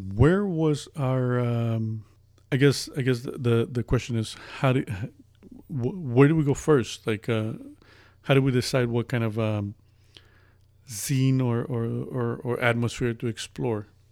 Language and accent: English; Las Vegas, Nevada, United States; moved away as an adult; now in Midwest, United States; I'm originally from Las Vegas, uh, moved to the Midwest. I've lived there most of my life, moved to the Midwest about a year ago.